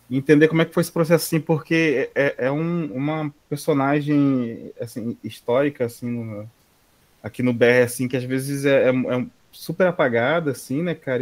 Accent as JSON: {"language": "Portuguese", "country": "Brazil", "said": "como brasileiro, assim, da nossa ancestralidade"}